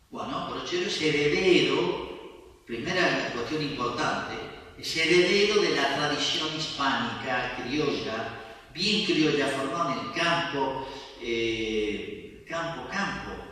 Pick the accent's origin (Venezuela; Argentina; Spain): Argentina